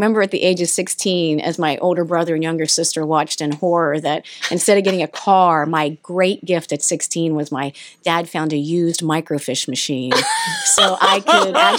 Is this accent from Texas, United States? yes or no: no; Newport, Ohio, United States; I grew up right on the Ohio River between Ohio-West Virginia border, Washington County, a little town called Newport